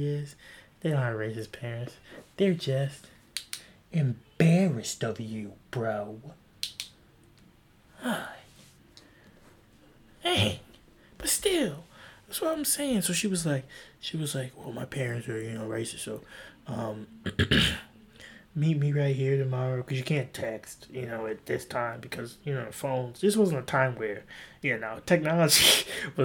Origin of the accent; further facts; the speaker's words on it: South Carolina, United States; I'm from South Carolina, too